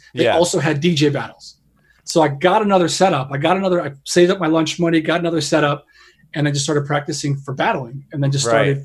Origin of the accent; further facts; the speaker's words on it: Chicago, Illinois, United States; moved away as an adult; now in Los Angeles, United States; I'm originally from Chicago. I mean, okay. I moved to LA a while ago after I won a battle, but I'm originally from Chicago